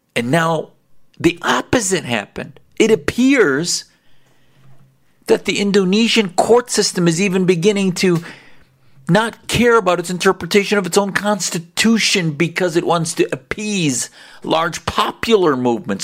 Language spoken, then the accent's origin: English; United States; I was blessed to have parents that came to this country to allow me to grow up free